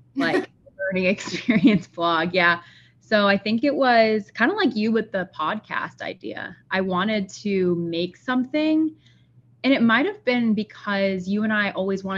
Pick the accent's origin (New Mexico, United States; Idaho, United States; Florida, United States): Florida, United States; Sarasota; now in St. Petersburg, United States; I grew up in Sarasota